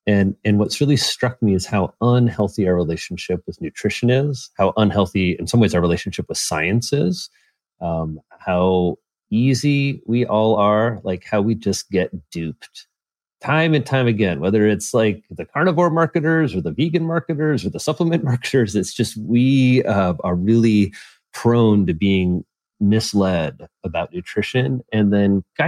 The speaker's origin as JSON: {"language": "English", "region": "Midwest", "country": "United States", "said": "I'm from the Midwest. That's just like a disgusting idea."}